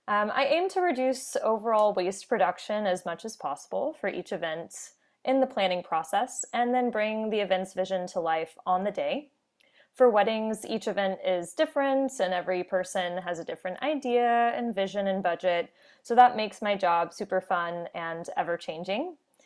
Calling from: New Westminster, British Columbia, Canada; I am on the unceded and unsurrendered land of the Halkomelon speaking peoples in New Westminster, British Columbia, where my home office is located.

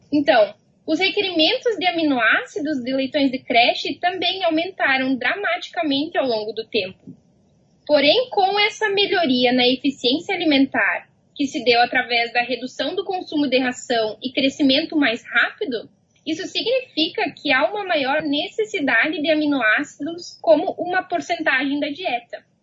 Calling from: Manhattan, Kansas, United States; Estou em Manhattan, no Kansas.

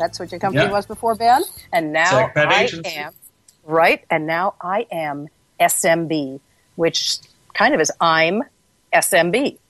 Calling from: London, United Kingdom; I'm calling you from London, England, where I'm sitting next to the Royal Air Force Base.

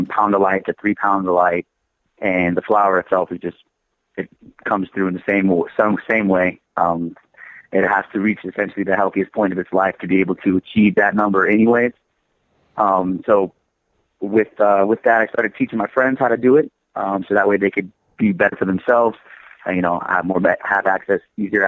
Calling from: Denver, Colorado, United States; Calling you from Denver, Colorado

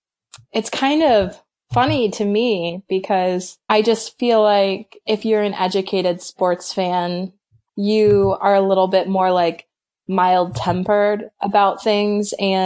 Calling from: Michigan, United States; Hey, I'm joining you from Michigan.

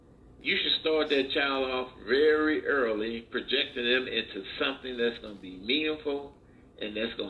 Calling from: Midwest, United States

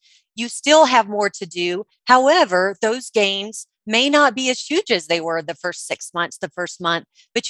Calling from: Denver, Colorado, United States; And I am speaking from Denver, Colorado.

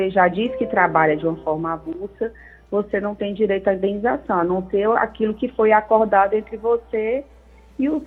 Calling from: Maracanaú, Ceará, Brazil; sou aqui do Maracanaú.

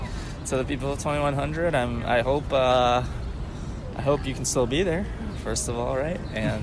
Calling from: Philadelphia, Pennsylvania, United States; Yeah. Well … I am speaking from Philadelphia, Pennsylvania, and the year is 2019.

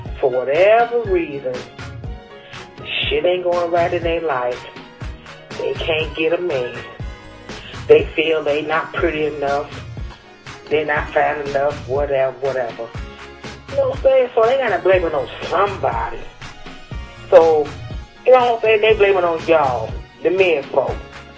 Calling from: Cleveland, Ohio, United States; I'm coming live from Cleveland, the most disrespected place in the world

